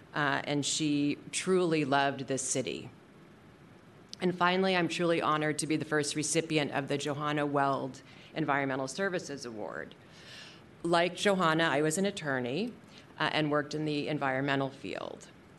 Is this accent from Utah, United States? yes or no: no; San Francisco, California, United States; the City and County of San Francisco, the city that raised me. I was born and raised in San Francisco